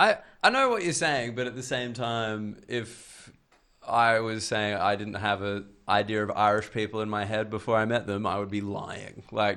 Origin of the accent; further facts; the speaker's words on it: Australia; I think I get a little outsider boost being Australian.